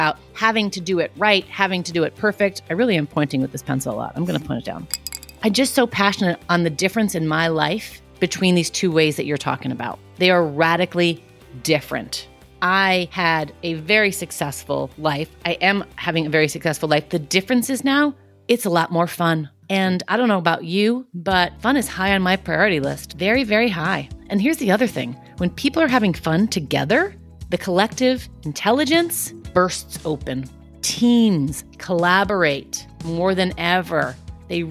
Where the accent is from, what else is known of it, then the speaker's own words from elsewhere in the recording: New York City, New York, United States; I grew up in Queens